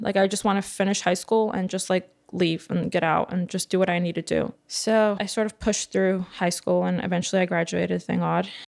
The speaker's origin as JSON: {"language": "English", "town": "New York City", "region": "New York", "country": "United States", "tie": "born or raised there", "said": "I grew up in Bar Park"}